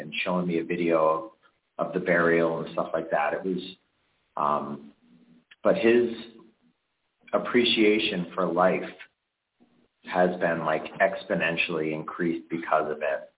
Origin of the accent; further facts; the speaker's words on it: Chicopee, Massachusetts, United States; I lived in Chicopee my whole life.